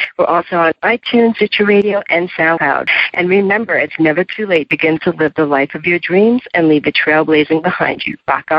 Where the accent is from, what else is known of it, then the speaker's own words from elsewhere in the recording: New York, United States; As a New Yorker